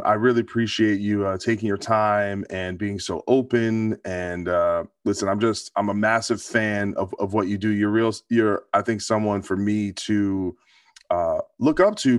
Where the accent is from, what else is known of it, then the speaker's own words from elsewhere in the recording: New Jersey, United States; I'm from New Jersey.